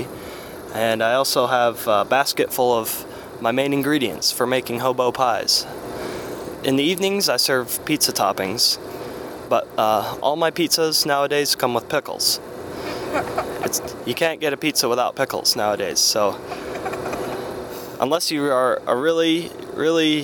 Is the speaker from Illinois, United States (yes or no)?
no; Meadville, Pennsylvania, United States; my hometown, a small town in Meadville, Pennsylvania.